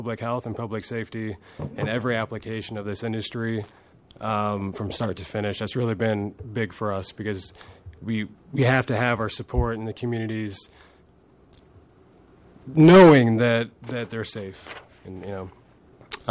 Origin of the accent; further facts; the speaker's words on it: Chicago, Illinois, United States; also born or lived in Anchorage; now in Alaska, United States; From downtown Chicago, originally, is where I grew up